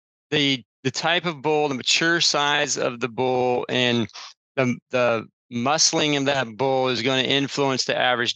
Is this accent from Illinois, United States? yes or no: yes; Illinois, United States; I grew up in Illinois on a family farm